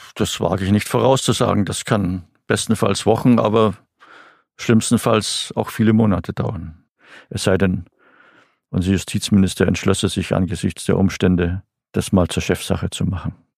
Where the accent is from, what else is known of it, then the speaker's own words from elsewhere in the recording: Bavaria, Germany; Bei uns in Bayern